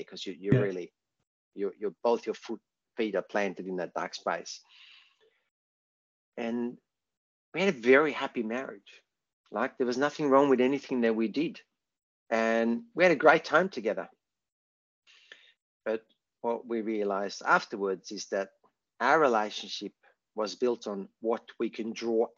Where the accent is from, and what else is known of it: Sweden; moved away as an adult; now in Australia